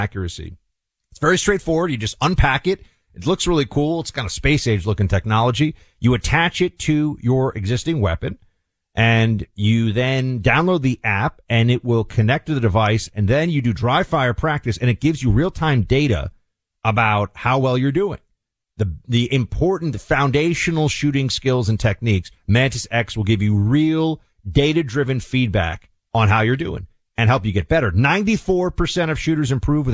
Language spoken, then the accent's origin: English; New York City, New York, United States; Manhattan, where I was, my hometown